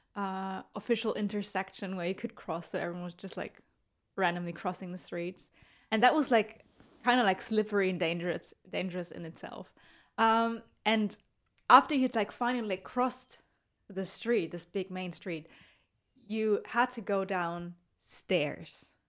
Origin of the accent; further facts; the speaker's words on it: Germany; I'm from Germany